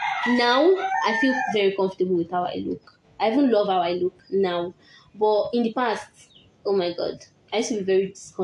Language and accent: English; Nigeria; I'm a Nigerian girl.